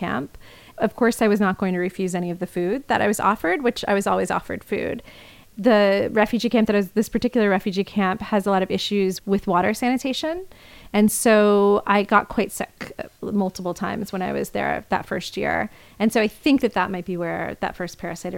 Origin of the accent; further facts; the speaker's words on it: Indiana, United States; now in New York, United States; where I grew up in Indiana